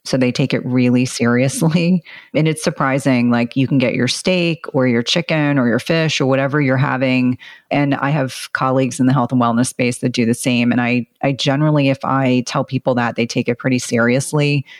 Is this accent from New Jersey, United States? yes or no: yes; central New Jersey, United States; if anyone's familiar with central New Jersey, I grew up at the, at the shore